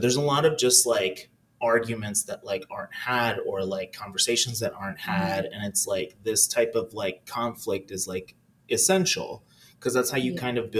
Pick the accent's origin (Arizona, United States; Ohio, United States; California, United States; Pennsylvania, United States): California, United States; I mean, a lot of it was pretty chill. It was a very brown experience. Most of my community was like some type of like person from Latin America.